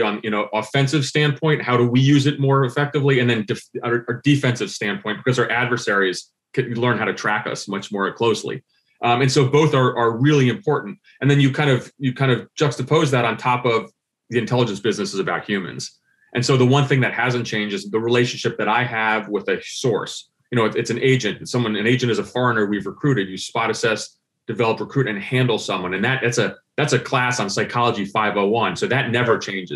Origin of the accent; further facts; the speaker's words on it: New Jersey, United States; moved away; growing up in Central Jersey